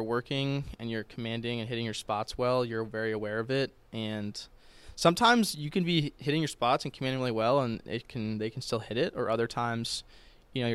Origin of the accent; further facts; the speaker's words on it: Boston, Massachusetts, United States; I'm from Boston, so I've been on Fenway the past few summers with the Cape League.